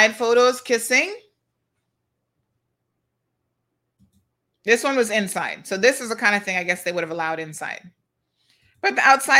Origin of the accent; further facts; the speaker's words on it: Cayman Islands; we have a saying in the Cayman Islands